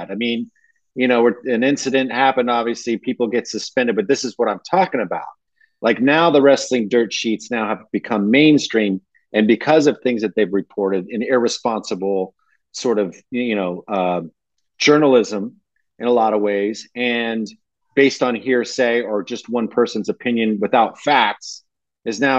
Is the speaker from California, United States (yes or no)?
yes; Campbell, California, United States; I remember when Meltzer was still, I, he might still be in my hometown of Campbell